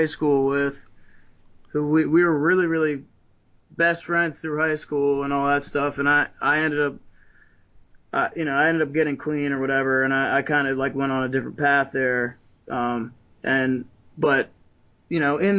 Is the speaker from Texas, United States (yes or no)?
no; New Jersey, United States; also born or lived in Ocean City, Maryland; now in Maryland, United States; I'm originally from New Jersey, like South Jersey